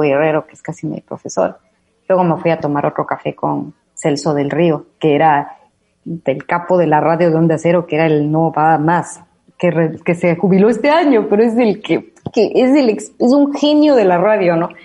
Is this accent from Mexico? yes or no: no; Ecuador; accent: Ecuadorian; moved away as an adult; now in Madrid, Spain; con mi acento latinoamericano, de lo cual me siento muy claro, como ecuatoriana y con este acento ecuatorianada de lo que soy